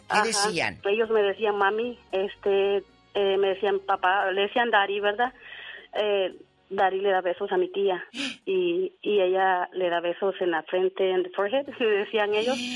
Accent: Honduras; moved away as an adult; now in United States; una hermana mía se decidió venir de mi país. Yo soy de Honduras.

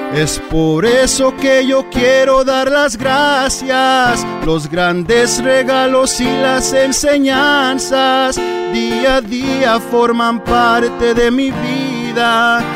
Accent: Orange County, California, United States; yo soy nacido aquí en Orange County

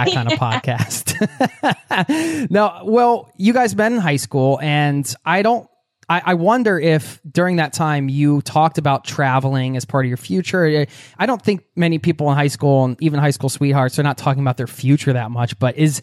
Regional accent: United States; I grew up in the American suburbs too

